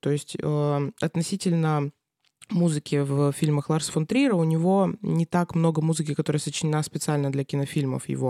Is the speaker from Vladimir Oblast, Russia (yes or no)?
no; Krasnoyarsk, Krasnoyarsk Krai, Russia; moved away as an adult; now in Saint Petersburg, Russia; я родилась в Красноярске, а, потом училась здесь